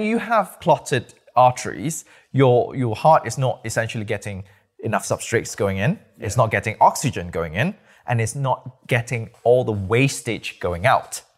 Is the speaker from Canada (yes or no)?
no; Malaysia; moved away; also born or lived in Nottingham, United Kingdom; I'm from Malaysia, born and bred